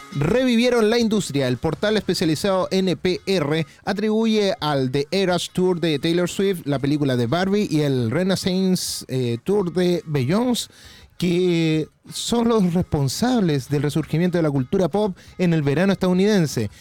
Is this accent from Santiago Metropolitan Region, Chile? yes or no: no; Quilpué, Valparaíso, Chile; moved away; yo salí de Quilpue